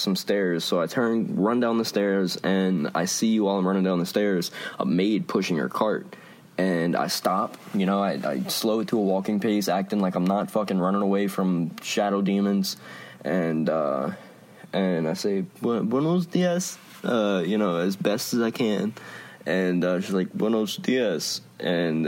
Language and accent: English; Lafayette, United States; born or raised there